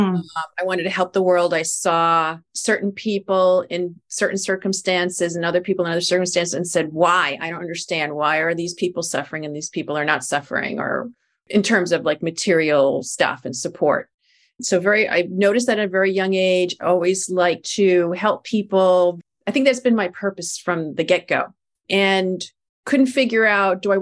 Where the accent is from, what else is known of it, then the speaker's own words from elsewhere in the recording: New York City, New York, United States; as a New Yorker